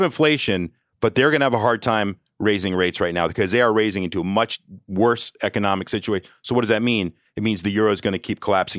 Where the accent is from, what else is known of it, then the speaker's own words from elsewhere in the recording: Athens, Georgia, United States; I'm from Athens, Georgia